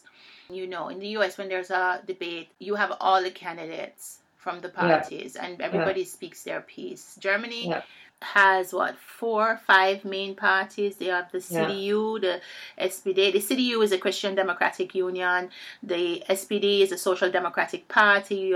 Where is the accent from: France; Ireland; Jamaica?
Jamaica; I'm from Jamaica.